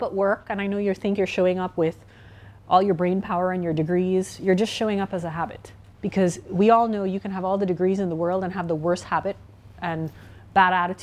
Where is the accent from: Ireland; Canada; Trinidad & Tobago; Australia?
Trinidad & Tobago; I'm from the Caribbean, Trinidad and Tobago.